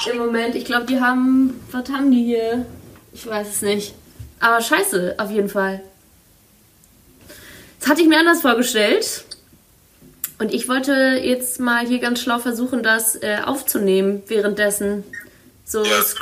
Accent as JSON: {"language": "German", "region": "Northern Germany", "country": "Germany", "said": "ich komme ja aus dem Norden, das wäre das wär der Hammer."}